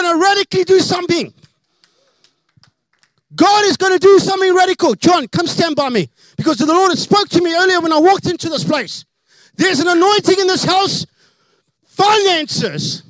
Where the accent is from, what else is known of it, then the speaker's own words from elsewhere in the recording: South Africa; now in United States; I am an alien. I'm from South Africa, so getting more Americanized.